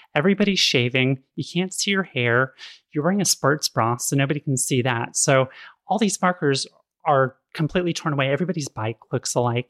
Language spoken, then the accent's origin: English; Sacramento, California, United States; I grew up in Sacramento in the eighties